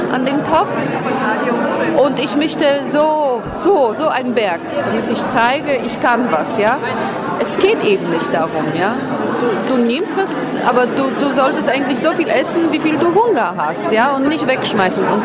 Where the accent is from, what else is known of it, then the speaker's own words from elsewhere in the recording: Poland; German is a second language; moved away; ich komme aus Polen, ich, ich habe erlebt, äh, äh äh, Zeiten äh, mit, mit Gutscheinen, mit diesen Zettelnahrung war verteilt. Und äh, ich, bin, ich lebe schon hier ein Viertel Jahrhundert